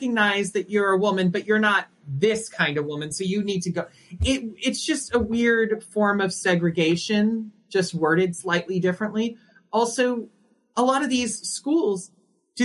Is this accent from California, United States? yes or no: no; Indiana, United States; as a trans woman who's born and raised in Indiana